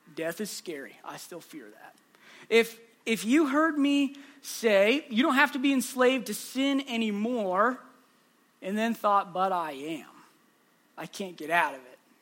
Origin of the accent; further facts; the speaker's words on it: Southwest Iowa, United States; I'm from Southwest Iowa. It's my home.